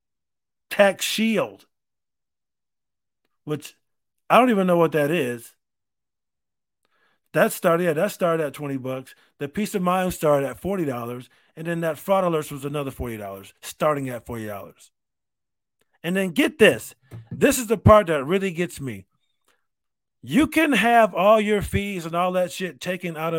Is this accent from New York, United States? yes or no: yes; Rochester, New York, United States; I grew up in Rochester.